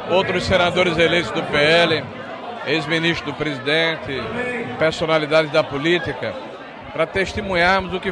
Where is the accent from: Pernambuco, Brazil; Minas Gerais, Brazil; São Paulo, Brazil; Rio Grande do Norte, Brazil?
Rio Grande do Norte, Brazil; um sonho de todos nós nordestinos. Eu sou potiguar.